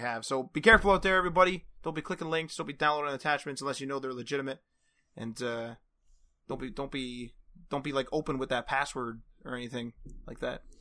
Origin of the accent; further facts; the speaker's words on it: Canada; we're Canadian